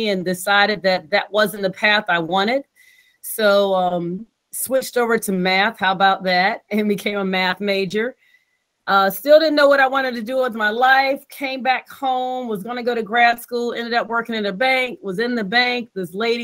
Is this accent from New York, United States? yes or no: no; Virginia Beach, Virginia, United States; also born or lived in College Park, Maryland; I'm from Virginia Beach. I went to school, elementary, junior high school.